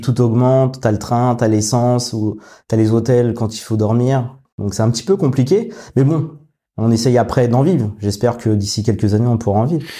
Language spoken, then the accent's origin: French; Paris region, Île-de-France, France; moved away as an adult; now in Rouen, France; je viens de région parisienne et ma femme, elle est de Normandie. Donc maintenant, ça fait six ans qu'on habite à Rouen